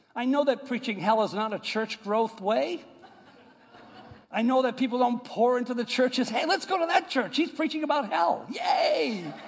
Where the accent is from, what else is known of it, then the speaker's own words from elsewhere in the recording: United States; moved away; I, am from New York and Boston area